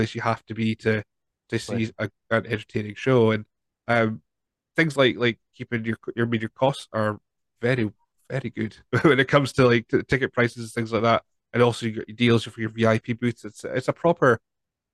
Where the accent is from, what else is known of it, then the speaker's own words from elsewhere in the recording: Scotland, United Kingdom; we're Scottish at the end of the day